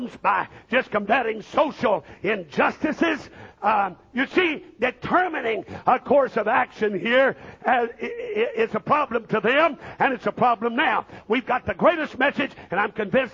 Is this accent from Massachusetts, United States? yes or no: no; Missouri, United States; I was raised up in Missouri